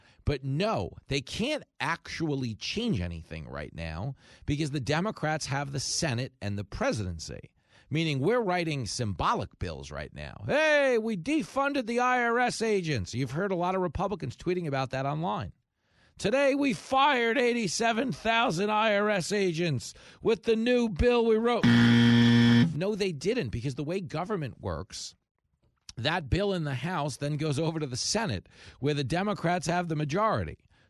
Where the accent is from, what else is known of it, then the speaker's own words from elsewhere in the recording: California, United States; As a Californian, if the 49ers lose in the playoffs, do they get an extra week to count the mail-in points, or how does that work?